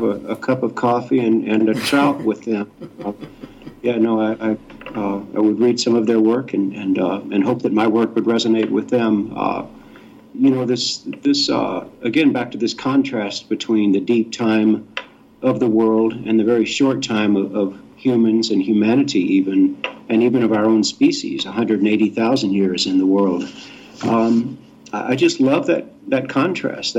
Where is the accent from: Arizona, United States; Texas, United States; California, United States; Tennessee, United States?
Texas, United States; Houston; moved away as an adult; also born or lived in Mississippi / Utah; I grew up in the Bible Belt in Texas